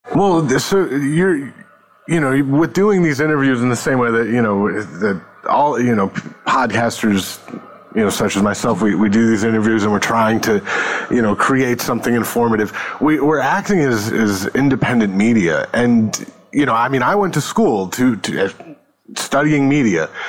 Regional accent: Northeast, United States; also born or lived in New York / Connecticut; I grew up mostly in the Northeast, you know, New York and, and Connecticut

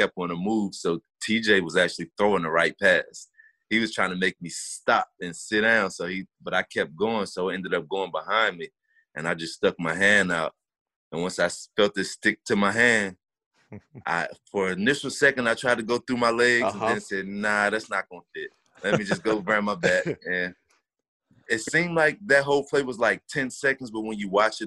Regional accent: Charlotte, North Carolina, United States; in Charlotte, in my hometown, in my backyard at the Panther Stadium

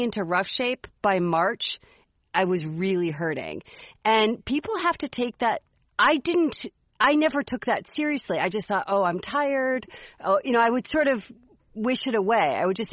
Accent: Chicago, Illinois, United States; I grew up in Chicago

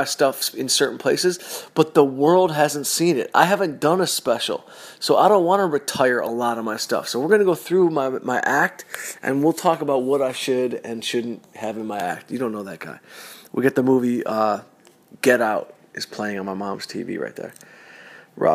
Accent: Southfield, Michigan, United States; I'm from Southfield, Michigan. Yeah, I grew up in a fully diverse community

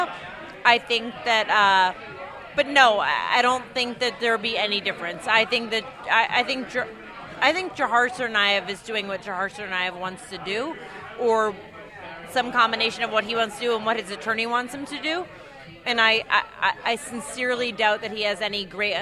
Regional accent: Boston, Massachusetts, United States; moved away; I'm from Boston, but I didn't live in Boston at the time

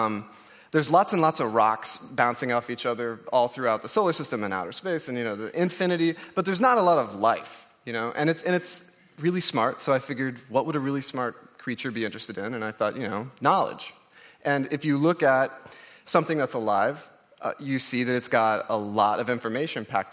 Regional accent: Oklahoma, United States; I grew up in Oklahoma. I'm part Cherokee, and it's always been... I grew up in the Cherokee Nation

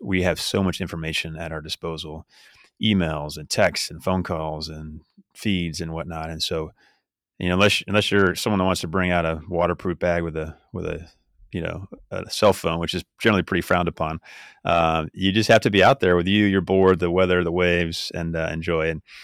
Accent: California, United States; I grew up in California

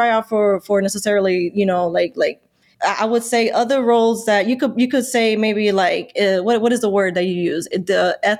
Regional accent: New York City, New York, United States; I'm from Jackson Heights. I'm not from Washington Heights

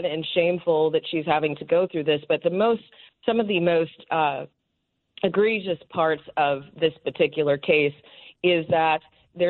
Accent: West Coast, United States; I'm from the West Coast

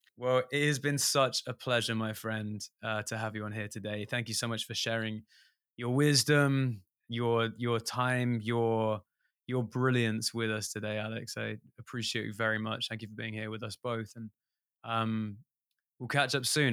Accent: England, United Kingdom; an english musician

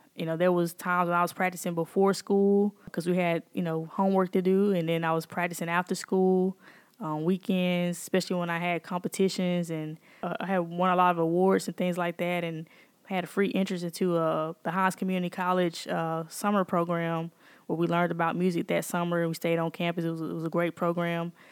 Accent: Jackson, Mississippi, United States; I'm born and raised here in Jackson, and I am, uh, a product of Shady Oaks area.

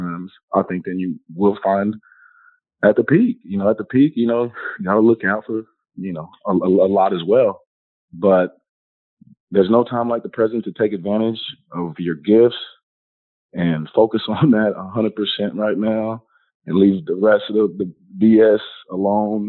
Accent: Houston, Texas, United States; moved away; I'm from Houston originally

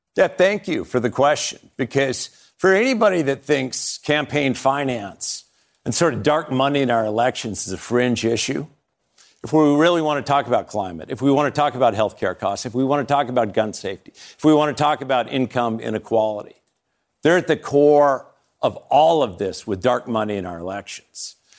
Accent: Montana, United States; growing up in Montana

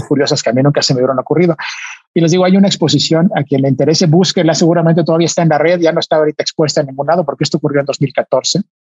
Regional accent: Mexico; con otros nueve mexicanos, artistas, yo era el único científico

